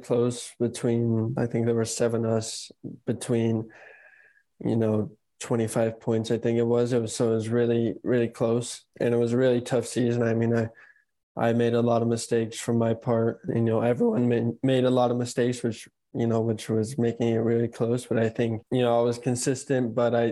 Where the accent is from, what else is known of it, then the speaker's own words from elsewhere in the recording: United States; an American driver